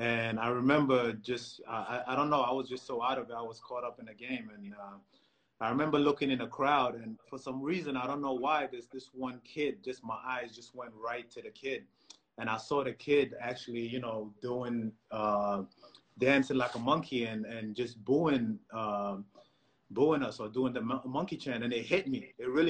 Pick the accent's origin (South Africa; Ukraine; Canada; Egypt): Egypt; I remember growing up in Egypt, and, you know, some people might not say it, but there's a lot of racism in Egypt